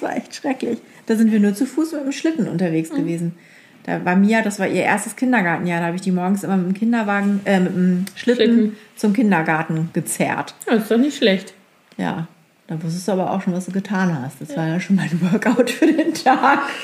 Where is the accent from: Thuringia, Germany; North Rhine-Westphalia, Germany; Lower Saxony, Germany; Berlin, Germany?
Lower Saxony, Germany; Ich bin ja aus Friesen